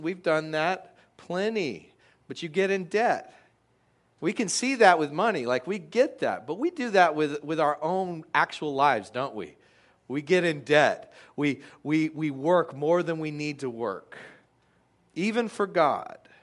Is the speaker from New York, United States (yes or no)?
no; Texas, United States; I grew up in Texas